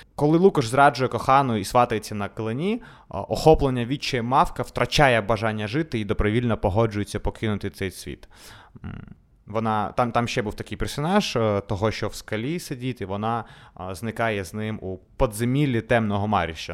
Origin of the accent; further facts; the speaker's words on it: Odesa, Odesa Oblast, Ukraine; Ukrainian is a second language; Ми народилися в Одесі, вчилися у російськомовних школах